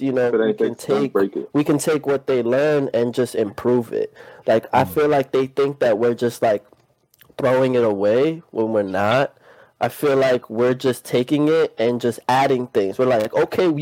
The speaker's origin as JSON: {"language": "English", "town": "New York City", "region": "New York", "country": "United States", "moved": "yes", "lives_now": "Wallingford, United States", "said": "I'm from Queens, New York, and I'm currently in Wallingford, Connecticut."}